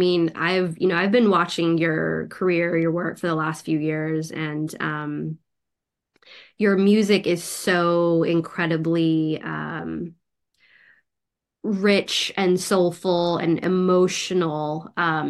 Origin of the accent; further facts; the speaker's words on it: San Francisco, California, United States; I have family like in the Midwest in Missouri, but I grew up in San Francisco, and so I feel like such a like coastal kid.